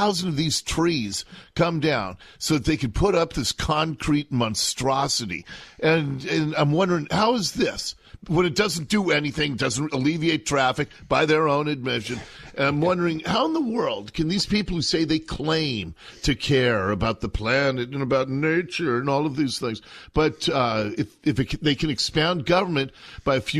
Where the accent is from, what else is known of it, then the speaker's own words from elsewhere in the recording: Seattle, Washington, United States; I grew up in Seattle, in Ballard